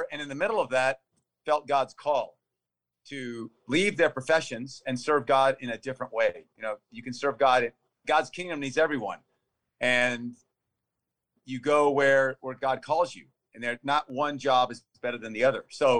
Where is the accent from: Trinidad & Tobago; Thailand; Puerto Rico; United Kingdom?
Thailand; also born or lived in Texas; I was born in Texas, and thus always a Texan, and grew up, though, in Thailand. When I was 9 months old, we went overseas. And I grew up out in the jungle